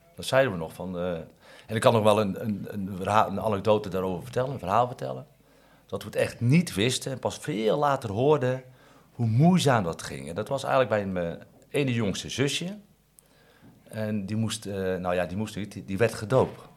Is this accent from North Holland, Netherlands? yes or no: no; Katwijk, South Holland, Netherlands; Ik ben in Katwijk geboren en ik kom uit een groot gezin